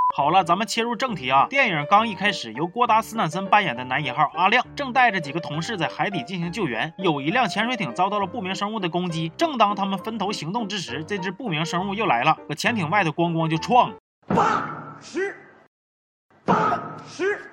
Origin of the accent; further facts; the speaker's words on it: Northeast China, China; 我们东北人第一个就不答应